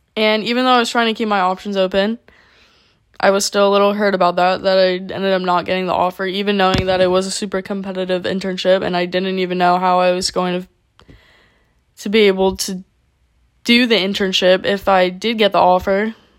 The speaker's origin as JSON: {"language": "English", "region": "South Florida", "country": "United States", "tie": "born or raised there", "moved": "as an adult", "said": "I had no choice but to move back to my hometown"}